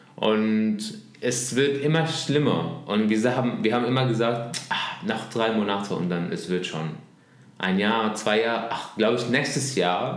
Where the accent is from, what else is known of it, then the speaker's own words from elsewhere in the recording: Damascus, Damascus Governorate, Syria; German is a second language; moved away as an adult; now in Berlin, Germany; über Damaskus, ja. wo ich herkomme